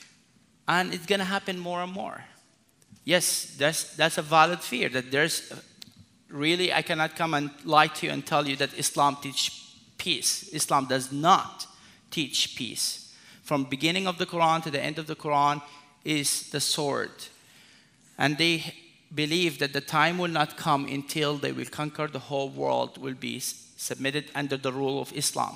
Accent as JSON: {"language": "English", "region": "North Sudan", "country": "Sudan", "tie": "born or raised there", "moved": "yes", "lives_now": "United States", "said": "I was born in Sudan, in North Sudan, among the Muslims"}